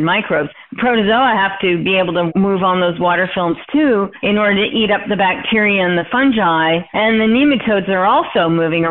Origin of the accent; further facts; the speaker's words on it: Calgary, Alberta, Canada; I grew up mostly in Calgary, Alberta, Canada